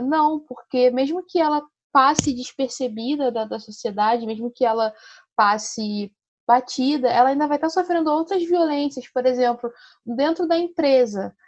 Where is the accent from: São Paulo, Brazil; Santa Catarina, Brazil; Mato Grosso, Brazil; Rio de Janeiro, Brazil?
Rio de Janeiro, Brazil; sou aqui do Rio de Janeiro, do subúrbio do Rio